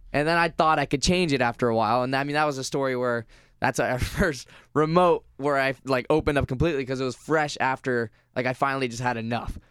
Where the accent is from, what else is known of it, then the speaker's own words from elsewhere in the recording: Vero Beach, Florida, United States; I grew up in Vero Beach, Florida, which is majority older, white, kind of conservative